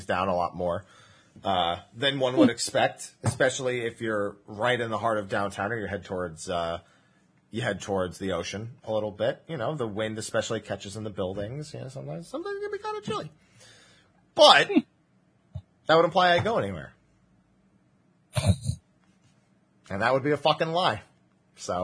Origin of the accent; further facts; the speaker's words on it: New Jersey, United States; moved away; I grew up in New Jersey.